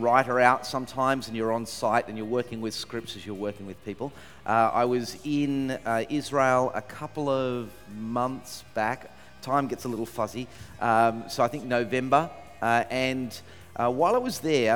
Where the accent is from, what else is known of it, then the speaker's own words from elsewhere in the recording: Sydney, New South Wales, Australia; I'm from Sydney